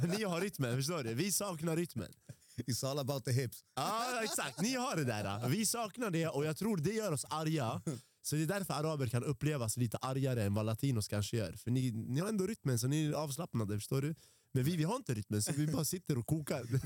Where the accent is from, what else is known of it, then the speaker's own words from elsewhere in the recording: Sweden; Och jag är ändå uppvuxen i Sverige, för vi pratade typ om dina föräldrar och deras svårigheter att integrera sig. Bror, jag har bott här sedan jag var fem år gammal.